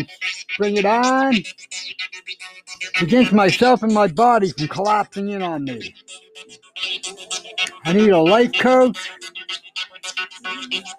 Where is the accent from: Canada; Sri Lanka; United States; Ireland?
Canada; St. Albert, Alberta; now in Edmonton, Canada; I grew up in St. Albert